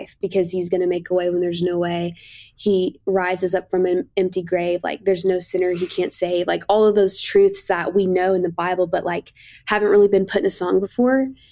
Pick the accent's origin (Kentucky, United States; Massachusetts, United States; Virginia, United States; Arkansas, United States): Kentucky, United States; I grew up in Kentucky